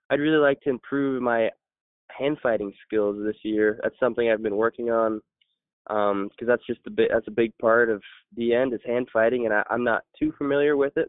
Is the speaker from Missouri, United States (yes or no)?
no; hometown of Eastern, Washington, United States; Eastern here in my hometown